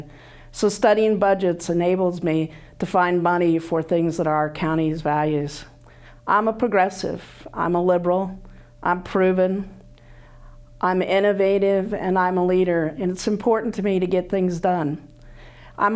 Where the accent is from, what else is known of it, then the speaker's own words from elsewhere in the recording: Illinois, United States; moved away as an adult; now in Iowa City, United States; I grew up in Illinois.